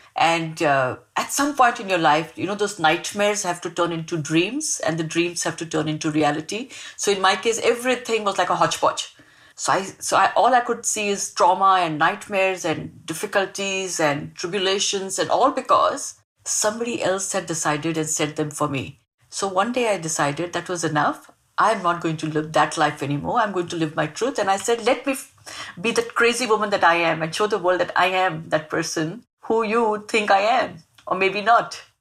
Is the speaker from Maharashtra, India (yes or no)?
yes; Mumbai, Maharashtra, India; also born or lived in Mangalore; I grew up in Mumbai. I, I grew up in a really, really small uh, uh, suburb of Mumbai called Bandra